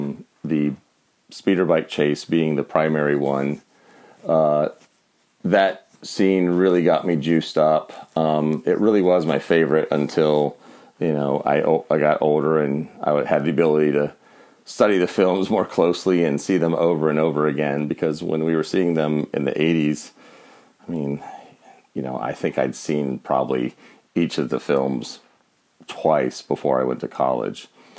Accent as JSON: {"language": "English", "town": "Winchester", "region": "Virginia", "country": "United States", "tie": "born or raised there", "said": "I saw Star Wars at age 4 in 1977 in my hometown of Winchester, Virginia, at the Plaza Theater"}